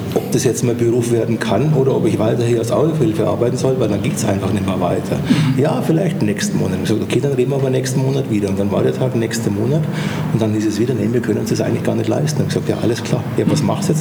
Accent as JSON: {"language": "German", "town": "Eching", "region": "Bavaria", "country": "Germany", "tie": "born or raised there", "moved": "yes", "lives_now": "Schwabach, Germany", "said": "ich bin in Eching aufgewachsen, groß geworden. Das ist ein äh, kleiner Vorort von München, Ecke Freising, München"}